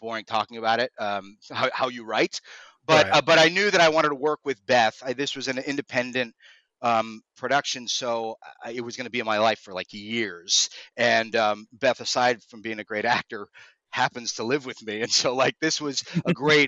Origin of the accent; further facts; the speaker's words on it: South Florida, United States; also born or lived in New York; I was born in New York, but I grew up in South Florida, which also is extremely flat.